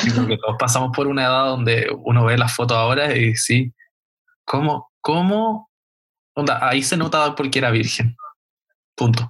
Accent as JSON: {"language": "Spanish", "country": "Chile", "said": "nuestra, nuestra historia como chileno"}